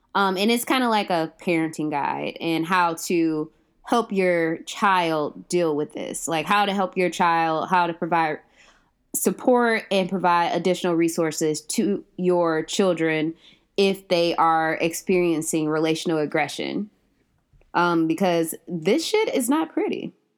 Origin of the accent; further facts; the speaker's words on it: Ohio, United States; moved away as an adult; also born or lived in Southwest Georgia; I'm from Ohio